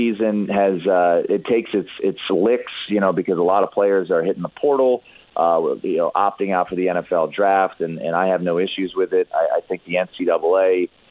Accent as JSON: {"language": "English", "town": "Las Vegas", "region": "Nevada", "country": "United States", "tie": "born or raised there", "said": "my hometown bowl, so to speak, this weekend here in Las Vegas"}